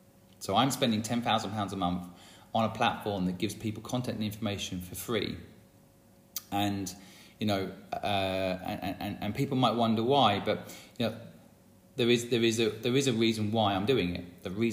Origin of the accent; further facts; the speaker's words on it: England, United Kingdom; It made me not like the English. I'm English and I watched that movie and I'm like, bloody English.